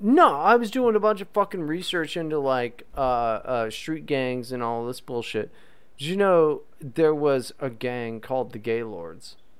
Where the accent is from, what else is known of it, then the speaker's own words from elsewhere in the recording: West Virginia, United States; I'm not from Virginia, West Virginia.